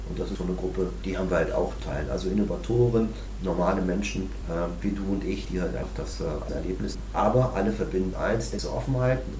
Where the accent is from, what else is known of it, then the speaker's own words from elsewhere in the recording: Berlin, Germany; Ursprünglich wollten wir mal nach Berlin. Nichts gegen meine Heimatstadt, aber Berlin für diese Art von Marktforschung ist vielleicht eher so eine ja, ist nicht so die Repräsentativität, ist eher so eine Blase